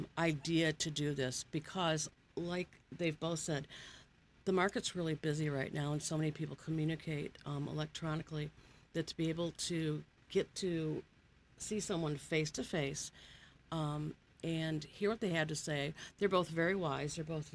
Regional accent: Rochester, Michigan, United States; also born or lived in Keego Harbor, Michigan; I grew up in Rochester, Michigan.

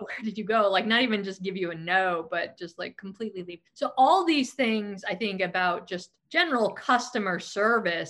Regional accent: Silicon Valley, California, United States; born here, I was raised here, and I grew up during the dot com boom

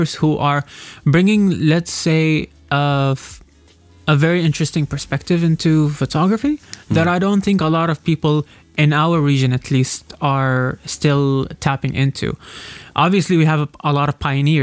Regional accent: Oman; I've been born and raised in Amman

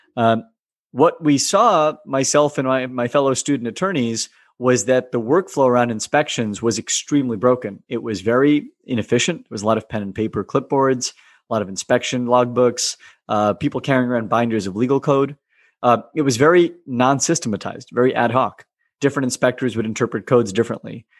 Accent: United States; living and growing up in America

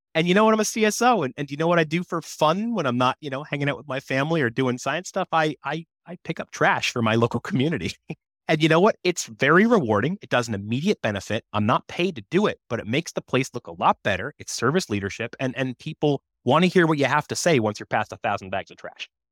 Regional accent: United States; I grew up on the Massachusetts, Rhode Island border

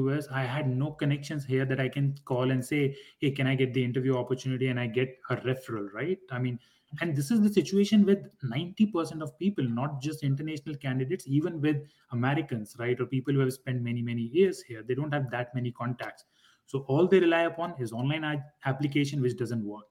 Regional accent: India; moved away as an adult; also born or lived in Durham, North Carolina, United States; I was born and raised back in India

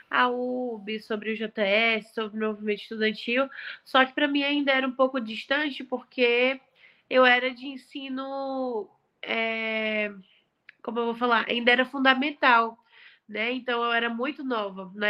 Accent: Fortaleza, Ceará, Brazil; born there; Eu nasci em agosto de 2001 em Fortaleza.

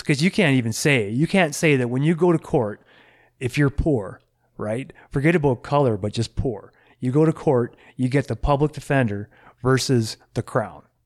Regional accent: California, United States; now in Canada; when I was in high school in the States, 'cause I'm from California

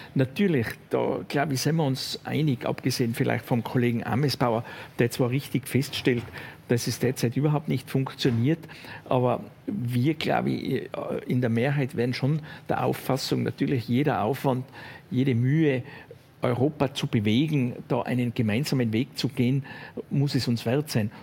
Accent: western Austria, Austria; Ich komme aus Westösterreich.

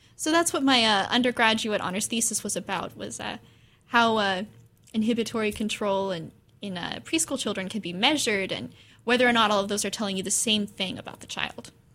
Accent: Corvallis, Oregon, United States; I was born in Corvallis. I grew up in this area

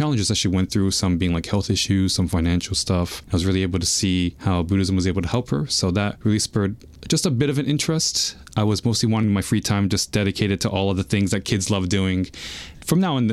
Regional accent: New York City, New York, United States; I was actually born and raised in Queens

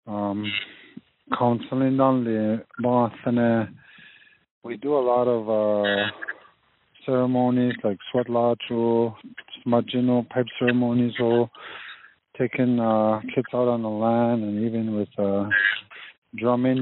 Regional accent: Lac Brochet, Manitoba, Canada; I'm from Lac Rocher, Manitoba.

